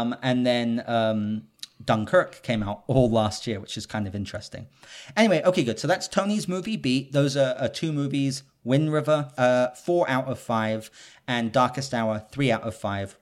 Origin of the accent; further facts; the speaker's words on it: United Kingdom; I'm British